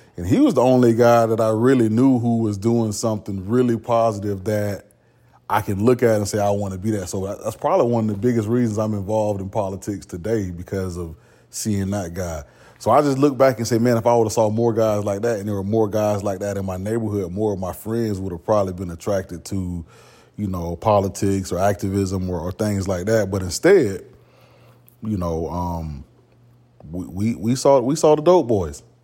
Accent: Orlando, Florida, United States; now in Southeast Texas, United States; I moved over to Pine Hills. And so, um, that's where, you know, I pretty much grew up

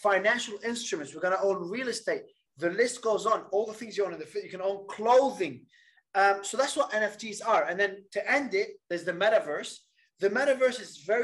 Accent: Australia; also born or lived in Lebanon; Then I migrated out of Lebanon to Australia at about 9 years old

